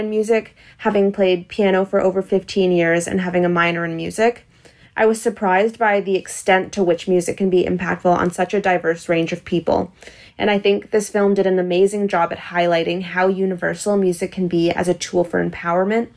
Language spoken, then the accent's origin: English; Toronto, Ontario, Canada; I'm from Toronto, Canada